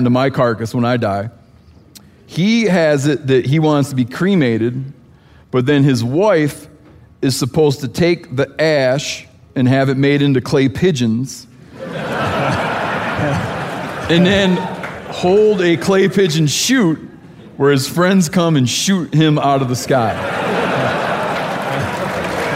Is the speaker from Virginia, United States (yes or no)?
no; Michigan, United States; I grew up in Michigan